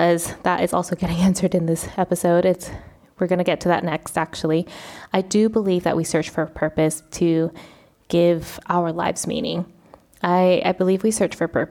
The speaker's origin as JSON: {"language": "English", "country": "United States", "moved": "as an adult", "lives_now": "Spain", "said": "I am Vietnamese American, I'm first generation"}